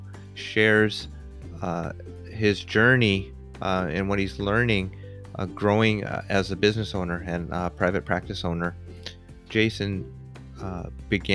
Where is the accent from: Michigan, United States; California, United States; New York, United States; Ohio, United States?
California, United States; now in Portland, United States; We're both from California and made our way up here to Portland, Oregon.